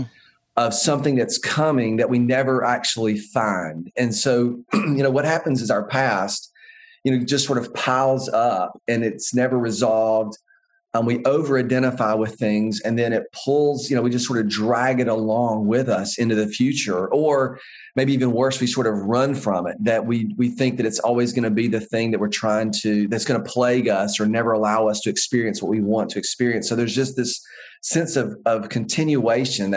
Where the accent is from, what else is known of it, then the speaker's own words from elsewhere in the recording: the American West, United States; growing up in the American West